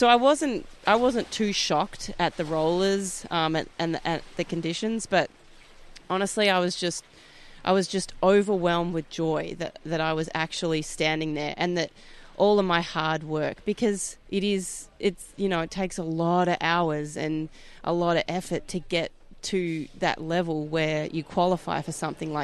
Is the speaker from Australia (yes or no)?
yes; Perth, Western Australia, Australia; I'm from Perth, Western Australia. I'm the only Western Australian woman to ever ski at the Masters